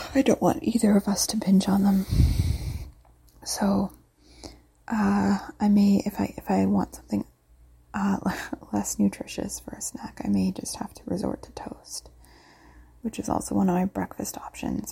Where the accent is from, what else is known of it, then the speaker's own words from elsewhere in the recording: Canada; I'm from Canada